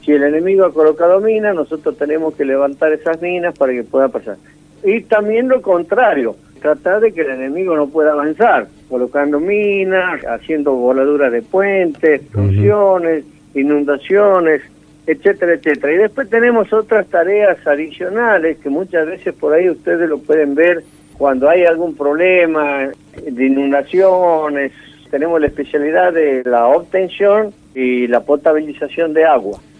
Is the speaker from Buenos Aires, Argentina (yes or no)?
no; Santiago del Estero, Argentina; moved away as an adult; also born or lived in La Rioja; yo estoy en la capital de Santiago del Estero, nací aquí, después seguí la carrera militar, conocí todo el país